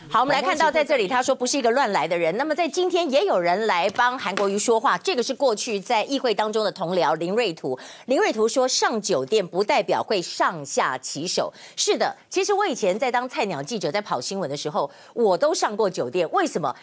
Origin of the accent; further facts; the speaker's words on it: Kaohsiung, Taiwan; 我们高雄